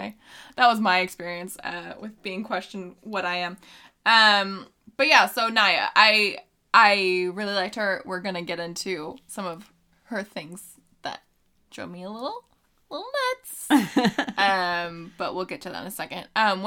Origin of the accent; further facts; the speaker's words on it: California, United States; also born or lived in Texas; I'm from just Northern California. And he's like, no, but where are you from? I'm like, I mean, I was born in Texas, but I'm mainly from Northern California.